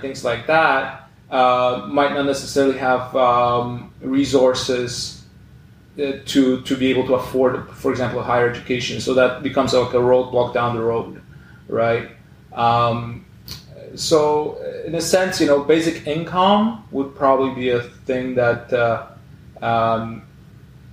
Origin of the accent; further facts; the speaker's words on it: Poland; now in Canada; my home country, Poland, you know, where I'm originally from